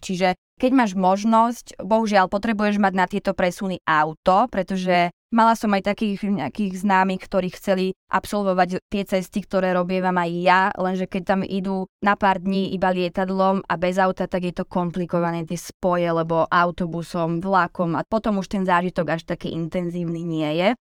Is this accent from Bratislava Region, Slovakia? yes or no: yes; Bratislava, Bratislava Region, Slovakia; moved away as an adult; also born or lived in Vajnory; now in Bergamo, Italy; som z Bratislavy